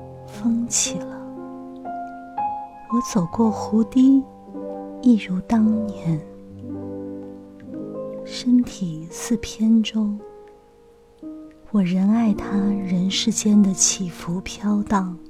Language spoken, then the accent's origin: Chinese; Hangzhou, Zhejiang, China; moved away; 我出生在西子湖畔，杭州是我的家乡。小的时候，我总是特别想离开家乡，去寻找我的诗与远方。可是二十多年过去了，现在却越来越怀念我的家乡。